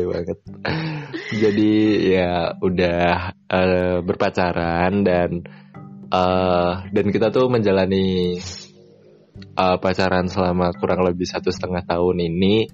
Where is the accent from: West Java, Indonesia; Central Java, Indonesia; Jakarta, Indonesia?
Central Java, Indonesia; Salatiga; aku ada di Salatiga di kampung halamanku